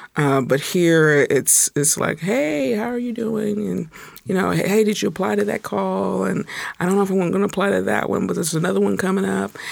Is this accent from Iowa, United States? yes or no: no; Indianapolis, Indiana, United States; now in Tacoma, United States; I'm originally from Indianapolis, Indiana